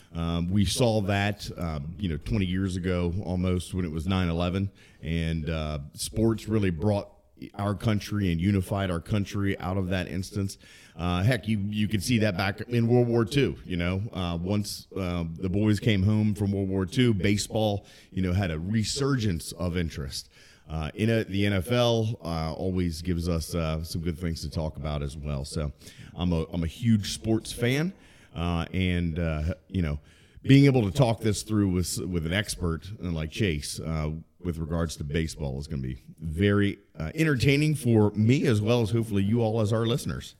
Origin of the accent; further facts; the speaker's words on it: Maryland, United States; also born or lived in Baltimore; I'm originally from Maryland